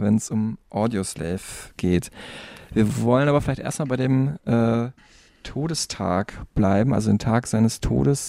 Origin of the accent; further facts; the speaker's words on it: Dortmund, North Rhine-Westphalia, Germany; in meiner Heimatstadt Dortmund